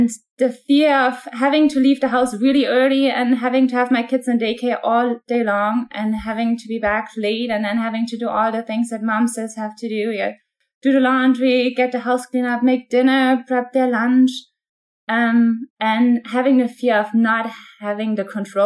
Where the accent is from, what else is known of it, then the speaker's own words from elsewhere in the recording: Germany; moved away as an adult; now in United States; I am originally from Germany. I was born and raised in Germany.